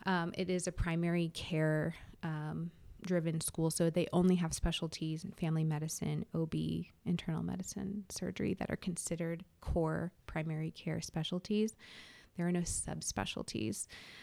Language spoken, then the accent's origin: English; California, United States; I came from California, and so now have lived here for 2 years.